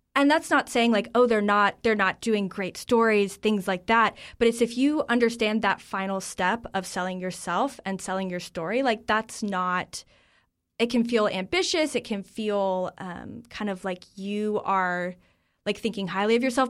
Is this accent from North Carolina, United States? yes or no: yes; North Carolina, United States; moved away as an adult; now in Washington, D.C., United States; I grew up in North Carolina. I'm a North Carolinian through and through